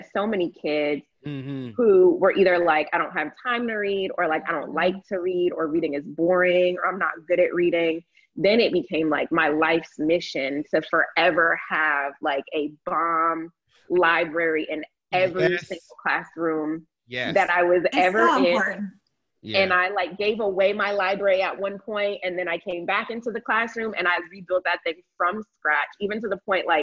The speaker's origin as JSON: {"language": "English", "region": "Florida", "country": "United States", "tie": "born or raised there", "also_born_or_lived": "North Carolina", "moved": "as an adult", "said": "I grew up in Florida too."}